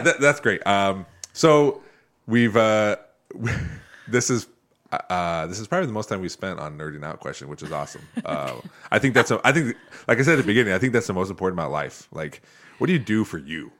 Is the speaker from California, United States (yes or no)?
no; Northwest Ohio, United States; I grew up here in Northwest Ohio